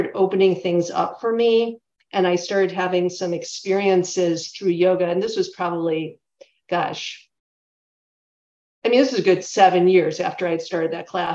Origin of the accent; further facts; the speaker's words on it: Chicago, Illinois, United States; also born or lived in St. Paul, Minnesota; I live in Chicago now, and I'm originally from the Chicago area.